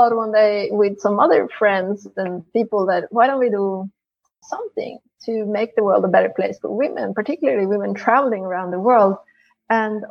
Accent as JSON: {"language": "English", "country": "Norway", "tie": "born or raised there", "also_born_or_lived": "Italy", "moved": "as an adult", "said": "I'm originally from Norway and I grew up there"}